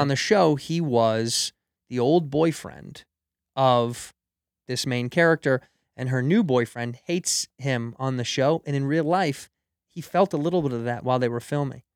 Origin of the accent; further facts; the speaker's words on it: Chicago, Illinois, United States; moved away; I grew up in Chicago